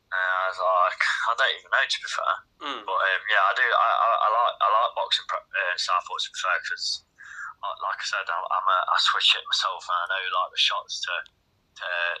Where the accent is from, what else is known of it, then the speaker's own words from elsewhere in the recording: Derby, East Midlands, United Kingdom; my hometown